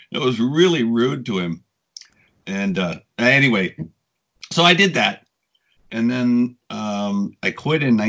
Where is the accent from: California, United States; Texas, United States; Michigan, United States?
California, United States; Ventura; moved away as an adult; also born or lived in Los Angeles; now in Japan; I'm from Ventura